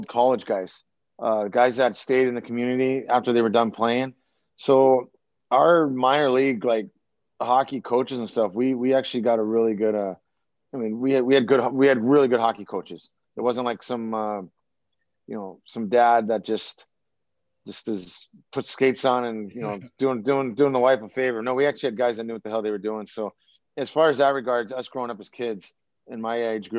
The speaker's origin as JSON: {"language": "English", "town": "Anchorage", "region": "Alaska", "country": "United States", "tie": "born or raised there", "said": "born and raised in Anchorage, Alaska"}